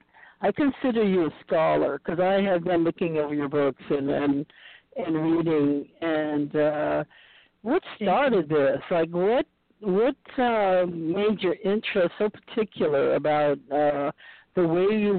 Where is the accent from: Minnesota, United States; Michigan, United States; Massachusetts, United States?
Massachusetts, United States; Boston; also born or lived in upstate New York; now in Torrance, United States; I lived upstate New York and I was born in Boston